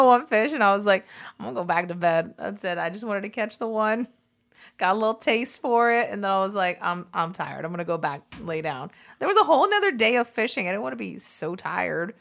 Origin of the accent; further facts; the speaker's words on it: South Florida, United States; We're from South Florida